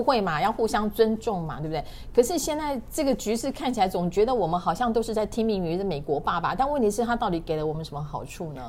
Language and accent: Chinese; Taiwan; 我们台湾人